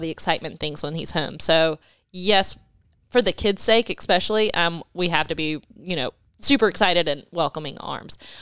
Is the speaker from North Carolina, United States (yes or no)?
yes; Wilmington, North Carolina, United States; also born or lived in Dominican Republic; I was born and raised in Wilmington